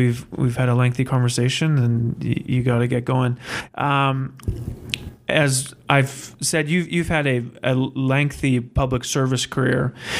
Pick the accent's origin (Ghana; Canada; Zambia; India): Canada; Saskatoon, Saskatchewan; also born or lived in Regina; Because, you know, I'm from Saskatoon and I've lived in Regina.